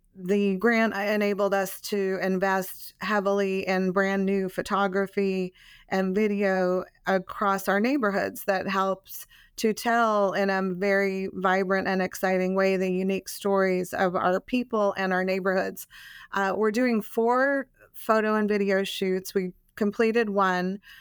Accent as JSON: {"language": "English", "town": "Albuquerque", "region": "New Mexico", "country": "United States", "tie": "born or raised there", "also_born_or_lived": "Texas", "moved": "as an adult", "lives_now": "Arlington, United States", "said": "I'm not originally from here. I grew up in Albuquerque, New Mexico"}